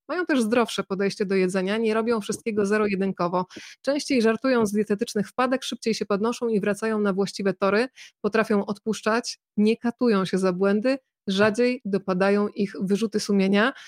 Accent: Bydgoszcz, Kuyavian-Pomeranian Voivodeship, Poland; moje rodzinne miasto, Bydgoszcz

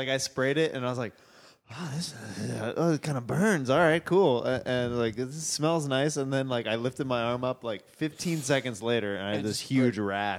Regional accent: Kansas, United States; moved away; I'm from Kansas.

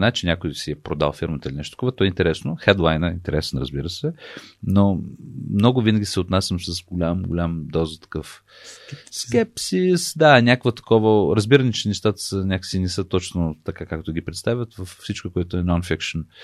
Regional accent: United States; Аз понеже израснах в Штатите и това, че американците умеят така много красиво да разказват неща, на мен не ми е тайна.

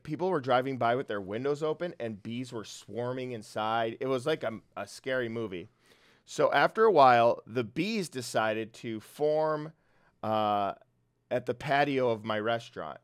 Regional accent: Brooklyn Park, Minnesota, United States; I'm from Minnesota, Brooklyn Park, uh, The, it's a small town in the northwest suburbs of Minnesota

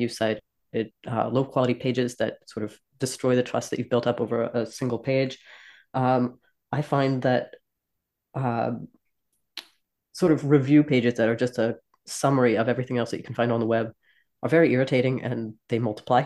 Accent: New Jersey, United States; moved away; I'm from South Jersey

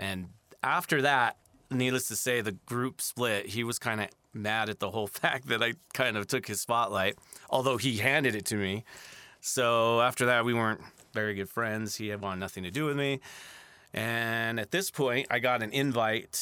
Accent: Santa Fe, New Mexico, United States; born or raised there

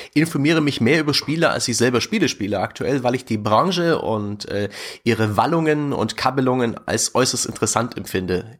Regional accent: near the German-Czech border, eastern Saxony, Germany; moved away; also born or lived in Fürth; Ich bin im tiefen Osten geboren, nahe der deutsch-tschechischen Grenze in Ostsachsen

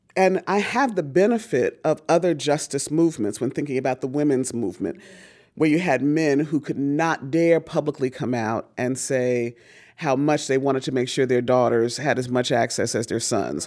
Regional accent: Newark, New Jersey, United States; I was born in Newark, New Jersey

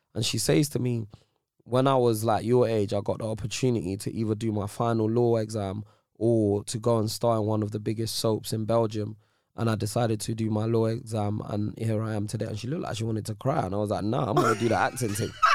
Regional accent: Ends, London, United Kingdom; I'm from Ends. I'm not from Nigeria.

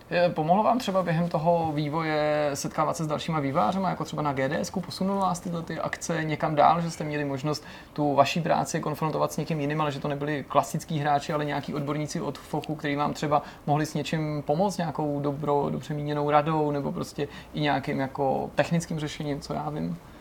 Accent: Czechia

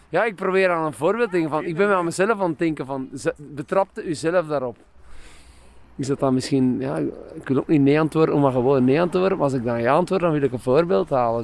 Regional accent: Aalst, Flanders, Belgium; also born or lived in Brussels; ik ben zelfs opgegroeid in een park. Mijn, mijn vader was parkwachter. Het Waalborrenpark in Assen.

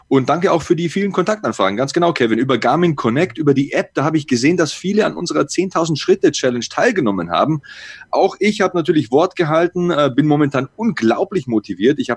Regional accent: Bavaria, Germany; Da komme ich ja her aus Niederbayern, hört man ja kaum.

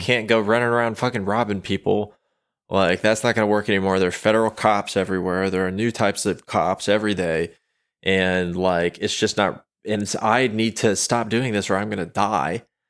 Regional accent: United States; I am an American

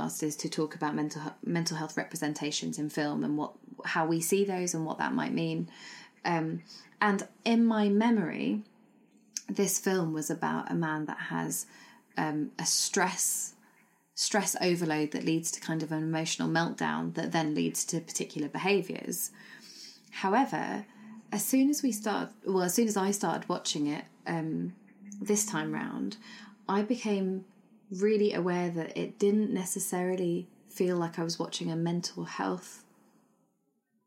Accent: London, United Kingdom; So my heritage is Sri Lankan, but I grew up in Britain and that's how I define myself. But I grew up in London

